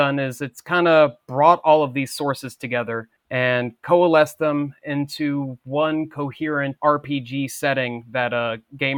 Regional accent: Cincinnati, Dayton area of Ohio, United States; I'm from the Cincinnati, Dayton area of Ohio

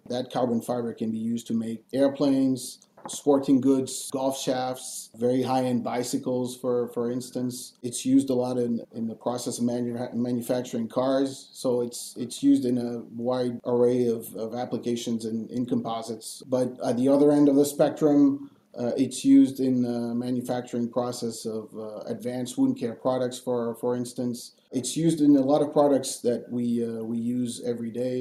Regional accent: Paris, Île-de-France, France; moved away as an adult; also born or lived in Angoulême, France / California, United States / Boston, United States / Sydney, Australia; when I was one year old, my parents moved up to Paris. So I was raised in Paris and I studied in Paris before moving to the US

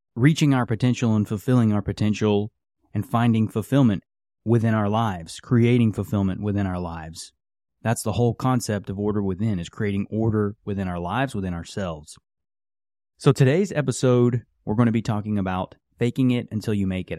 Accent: West Virginia, United States; I grew up in West Virginia.

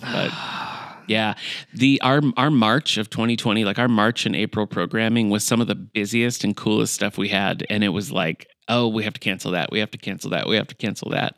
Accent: Battle Creek, Michigan, United States; moved away; I'm originally from Michigan, from Battle Creek, Michigan

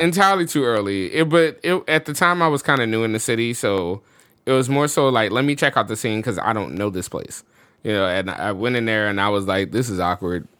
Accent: New Orleans, Louisiana, United States; moved away as an adult; also born or lived in Chicago; I'm born and raised in New Orleans, and Chicago was my first experience outside of the state living somewhere.

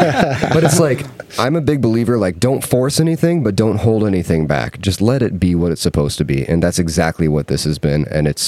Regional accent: Iowa, United States; now in San Diego, United States; I'm from Iowa originally

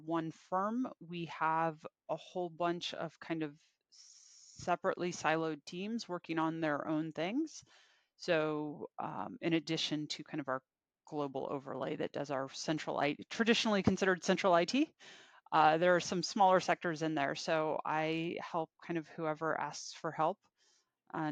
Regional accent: Virginia, United States; So I am mostly from Virginia. Typically, I've spent, with the exception of college, I think I've been within an hour of DC, hour and a half of DC for most of my life

